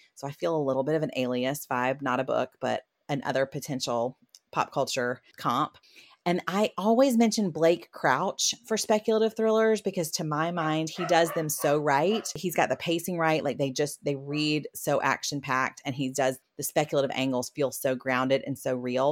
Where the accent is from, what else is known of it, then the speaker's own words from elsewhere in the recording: South Carolina, United States; I am from South Carolina